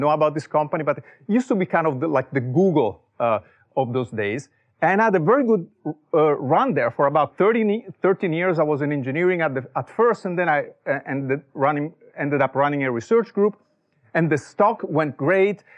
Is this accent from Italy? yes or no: yes; Italy; English is a second language; moved away as an adult; also born or lived in Silicon Valley; now in United States; as you can tell from my accent, I was not born here. I was born in Italy